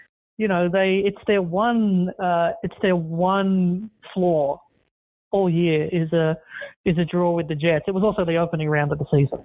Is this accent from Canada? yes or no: no; Australia; as an Australian